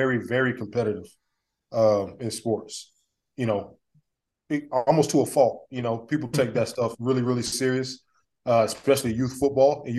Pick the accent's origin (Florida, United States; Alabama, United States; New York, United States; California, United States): Alabama, United States; Montgomery; born and raised in Montgomery